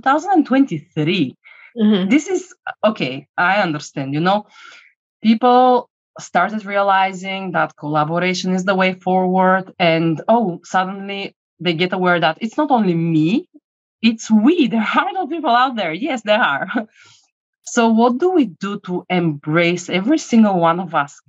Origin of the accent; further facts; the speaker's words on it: Bulgaria; moved away; I'm coming from Bulgaria originally